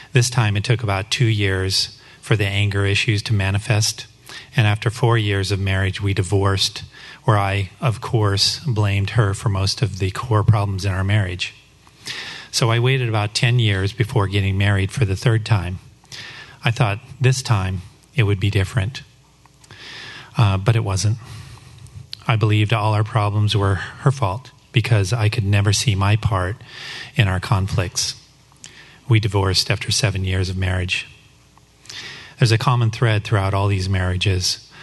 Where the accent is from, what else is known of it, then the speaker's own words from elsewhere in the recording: Denver, Colorado, United States; I grew up in the Denver, Colorado area